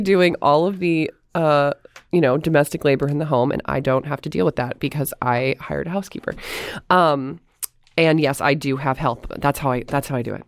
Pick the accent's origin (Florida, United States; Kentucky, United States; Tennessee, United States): Florida, United States; I'm from Florida